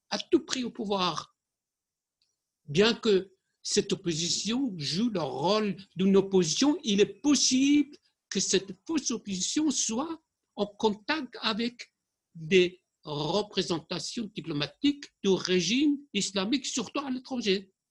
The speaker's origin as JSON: {"language": "French", "country": "Germany", "said": "Je suis allemand, je suis allemand d'origine iranienne, mais il peut dire la vérité."}